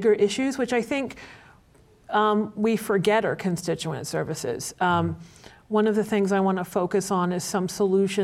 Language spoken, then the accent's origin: English; Louisiana, United States; now in Boston, United States; I grew up in Louisiana